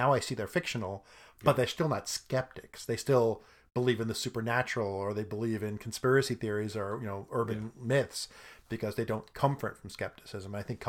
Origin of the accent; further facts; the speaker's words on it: Brooklyn, New York, United States; I'm from Brooklyn.